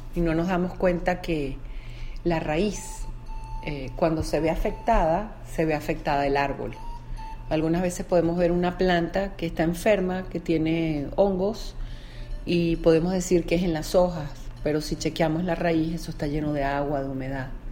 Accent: Venezuela; por ser venezolana

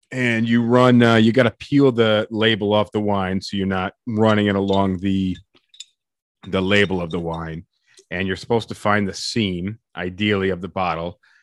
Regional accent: United States; as an American

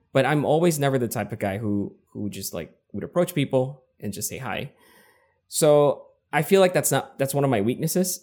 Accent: Quezon City, Metro Manila, Philippines; first language English; moved away as an adult; now in San Diego, United States; I was born and raised in Quezon City in the Philippines.

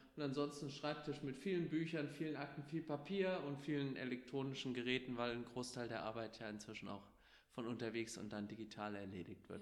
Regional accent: Wächtersbach, Hesse, Germany; also born or lived in Gelnhausen; Ich hatte vorher einmal als Bürgermeister in meiner Heimatstadt Wächtersbach kandidiert

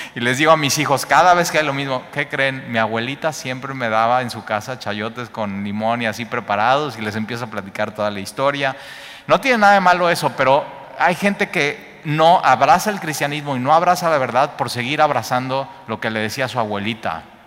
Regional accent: Mexico; also born or lived in Cuernavaca

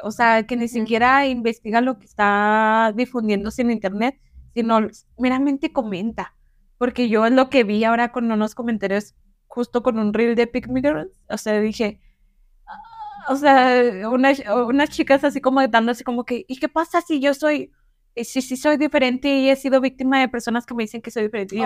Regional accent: northern Mexico, Mexico; puedo hablar golpeado o porque, no sé, y más porque soy del norte

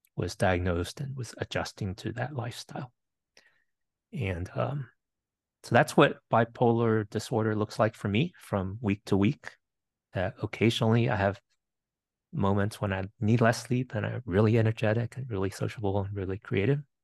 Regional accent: Winchester, Virginia, United States; also born or lived in Bethesda, Maryland; immigrated to the U S when I was eight, and grew up in the metro Washington, D C area, a couple years in Bethesda, Maryland, mostly in Winchester, Virginia.

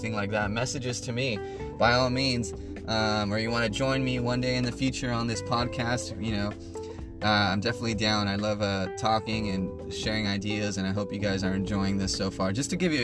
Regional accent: United States; we're American, guys, remember that. You know, we are blessed to be born in this nation

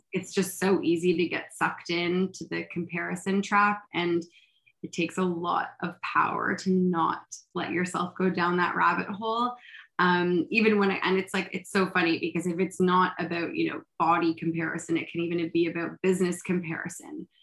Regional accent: Toronto, Ontario, Canada; also born or lived in Montreal; I grew up in Toronto

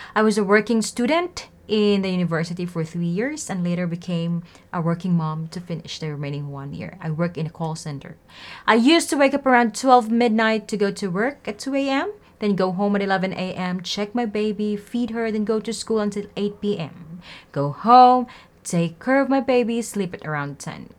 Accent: Philippines; I'm from Philippines

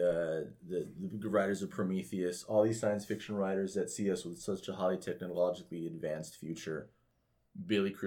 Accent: Mexico; with Mexicans, the way we celebrate Dia de los Muertos

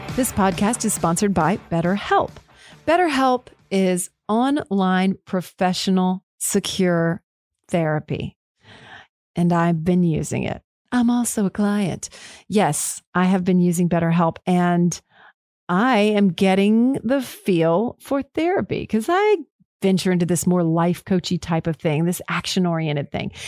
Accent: Killeen, Texas, United States; I'm Killeen, Texas, just right down the road

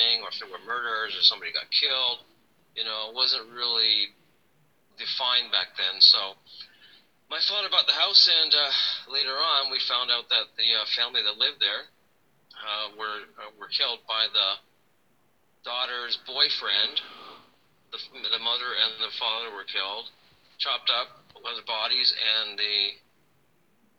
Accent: Toronto, Ontario, Canada; I grew up in Toronto, Canada

